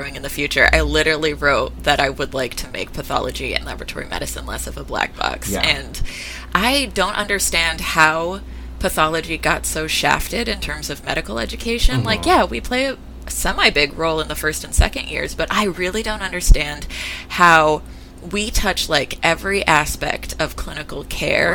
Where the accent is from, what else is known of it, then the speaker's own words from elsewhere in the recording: Stockton, California, United States; moved away as an adult; also born or lived in San Francisco, California; now in Seattle, United States; I'm originally from California and I spent most of my life there. This is, being in Seattle is my first time living outside of California